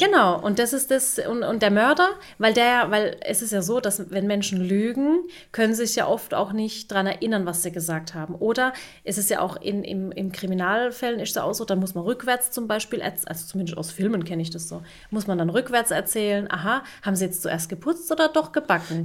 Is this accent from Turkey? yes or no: yes; Turkey; ich bin ja auch Türkin